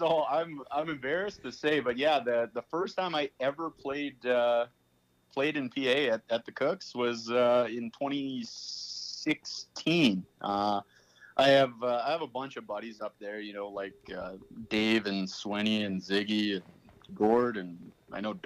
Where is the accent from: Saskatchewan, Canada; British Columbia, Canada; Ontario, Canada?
Saskatchewan, Canada; Saskatoon; also born or lived in Melfort, Saskatchewan; I kind of did half my growing up in Melfort and then the other half in Saskatoon here.